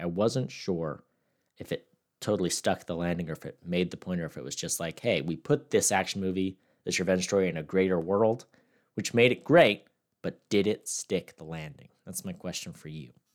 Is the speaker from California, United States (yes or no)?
yes; Victorville, California, United States; the place I'm from, like, the crime rate's decently high where I'm, like, born and raised